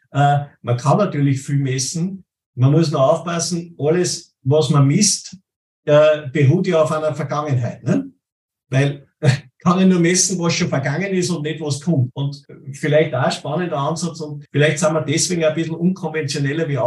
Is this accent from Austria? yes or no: yes; Plainfeld, Salzburg, Austria; ich bin aus Bleinfeld bei Salzburg und Eugendorf bei Salzburg, das ist einmal über den Hügel drüber